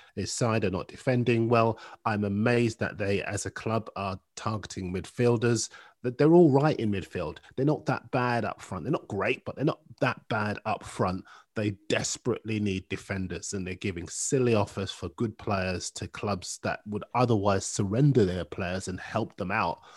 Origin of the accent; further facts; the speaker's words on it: Bootle, North West England, United Kingdom; I was born in Bootle